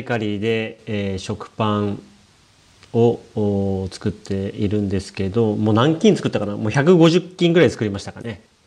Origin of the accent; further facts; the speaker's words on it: Shimokawa, Hokkaido, Japan; 北海道の下川町という小さな町